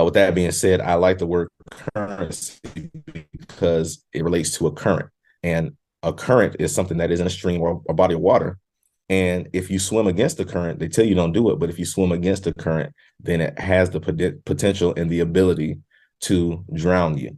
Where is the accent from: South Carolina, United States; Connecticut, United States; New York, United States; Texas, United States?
South Carolina, United States; moved away as an adult; now in Virginia, United States; although I'm from South Carolina, I now reside in Virginia, been here for 8 years